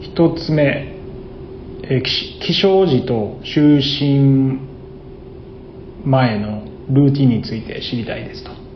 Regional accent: Osaka, Japan; 僕は大阪で生まれて育った

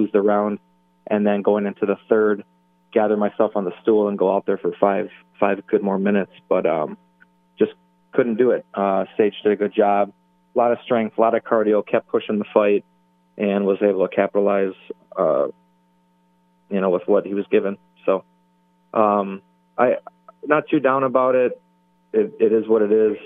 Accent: Milwaukee, Wisconsin, United States; my hometown

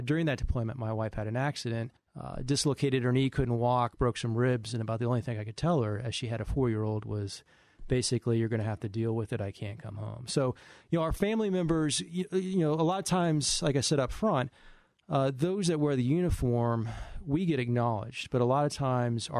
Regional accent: St. Louis, Missouri, United States; moved away as an adult; now in New York City, United States; I grew up in St. Louis, Missouri

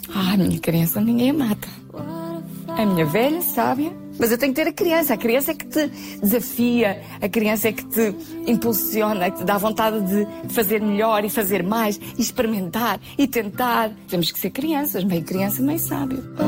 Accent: Viana do Castelo, Norte, Portugal; moved away; Tenho mesmo saudades de Viana minha terra

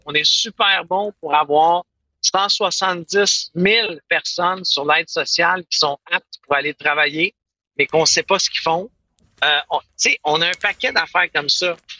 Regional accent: Quebec, Canada; je suis du, je parle en anglais, je suis du Québec

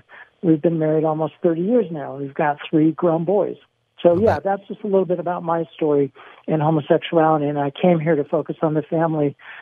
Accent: San Diego, California, United States; I grew up in San Diego, not far from where you are now.

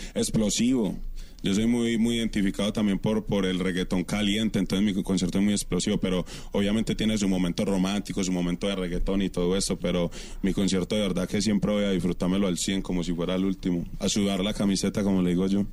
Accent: Colombia; moved away as an adult; also born or lived in Curaçao; me fui por fuera de Colombia porque pues la situación en Colombia estaba un poquito complicada para mí como, como joven

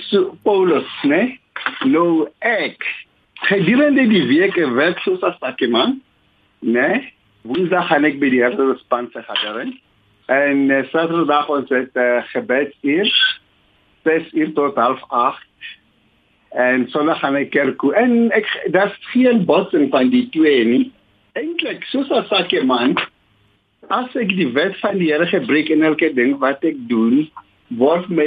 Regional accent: South Africa; Ons is Suid-Afrikaners

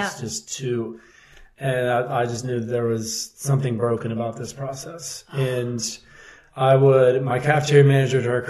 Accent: West Virginia, United States; now in Charlottesville, United States; I grew up in West Virginia

